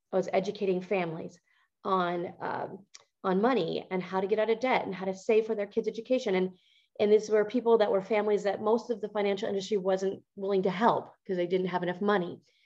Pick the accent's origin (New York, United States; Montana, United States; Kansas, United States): Montana, United States; I grew up in Montana